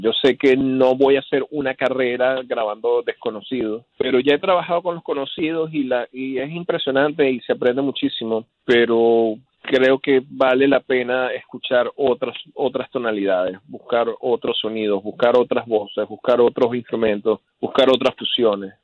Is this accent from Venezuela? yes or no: yes; Venezuela; moved away as an adult; also born or lived in Seattle; cuando estaba creciendo como un adolescente en Venezuela